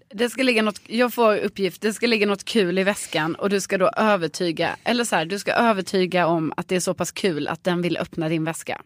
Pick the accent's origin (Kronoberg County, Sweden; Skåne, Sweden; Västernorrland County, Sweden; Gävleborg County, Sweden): Skåne, Sweden; accent: Scanian (skånska); now in Stockholm, Sweden; jag pratar skånska va?